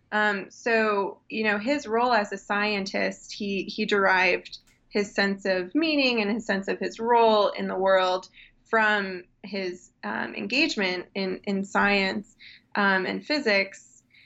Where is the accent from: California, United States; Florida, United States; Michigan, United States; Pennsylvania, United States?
Michigan, United States; Muskegon; When I was raised in West Michigan in Muskegon